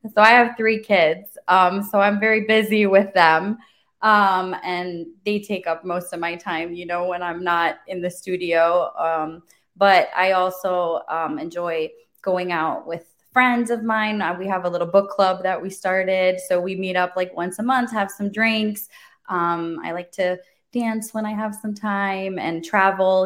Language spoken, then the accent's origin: English; Germany; now in Wesley Chapel, United States; my mom was actually an esthetician growing up in Germany. I'm from Germany originally